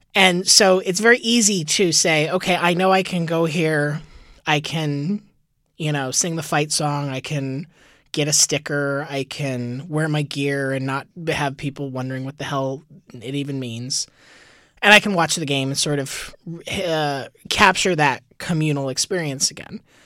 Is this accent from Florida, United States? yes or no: yes; Tampa, Florida, United States; also born or lived in Gainesville, Florida; now in New York, United States; I grew up, I was born in Gainesville, but I spent really the bulk of my formative years in Tampa